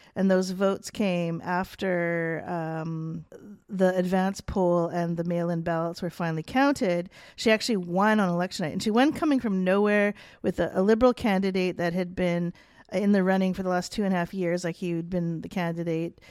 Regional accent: Canada; being Canadian

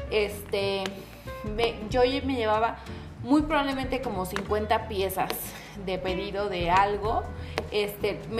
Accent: Poza Rica, Veracruz, Mexico; Les digo, yo soy de Poza Rica, en la ciudad de Poza Rica.

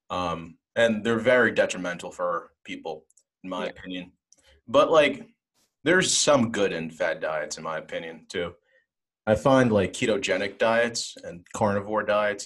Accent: Nigeria; I'm from Nigeria

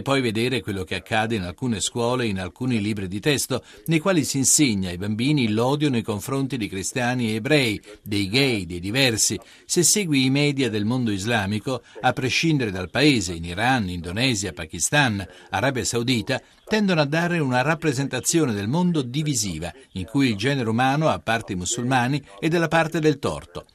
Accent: France; Italian is a second language; Noi siamo cresciuti in Francia con una cultura francese

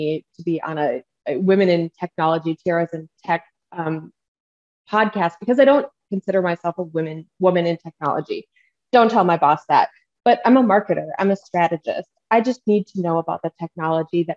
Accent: Minnesota, United States; accent: Midwestern; My Midwestern accent comes out when I start talking about Fargo, North Dakota. I'm a tried and true Minnesota girl.

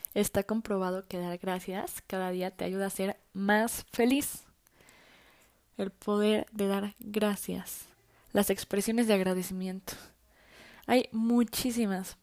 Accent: Mexico; soy mexicana

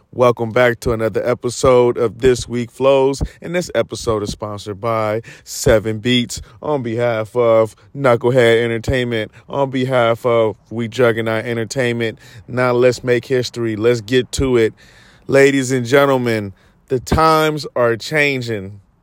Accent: United States; we as Americans

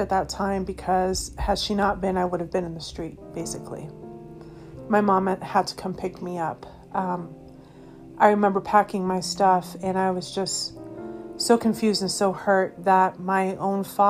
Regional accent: Colorado, United States; moved away; also born or lived in Massachusetts / Missouri; I was born in Massachusetts, grew up in Colorado.

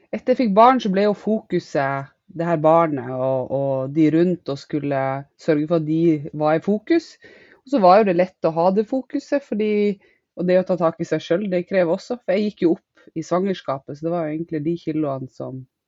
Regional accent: Western Norway, Norway; moved away as an adult; now in Northern Norway; Jeg er opprinnelig fra Vestlandet, men har bodd de siste ti årene på Østlandet

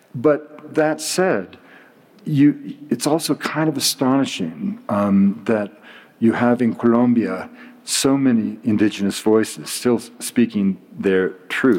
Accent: British Columbia, Canada; I'm from British Columbia

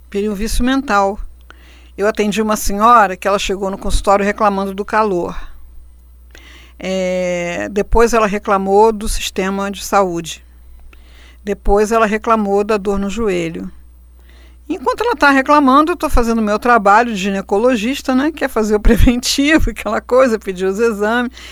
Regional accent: Rio de Janeiro, Brazil; born there; É, então, vamos agradecer, porque a gente nasceu no Rio de Janeiro e não nasceu na Sibéria

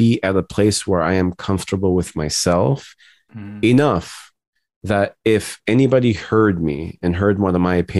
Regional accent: United States; our experiences as Arab American

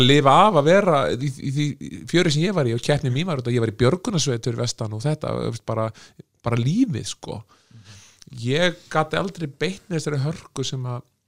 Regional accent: Iceland; þegar ég var að vinna í Östjó að ég er frá Íslandi

